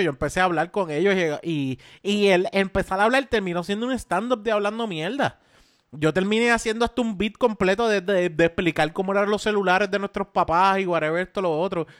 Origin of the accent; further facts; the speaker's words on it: Caguas, Puerto Rico; yo soy de Caguas